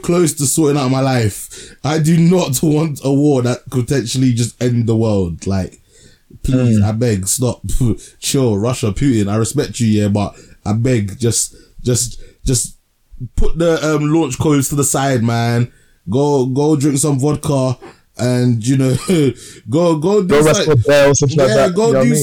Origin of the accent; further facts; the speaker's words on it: Ghana; now in United Kingdom; I'm Ghanaian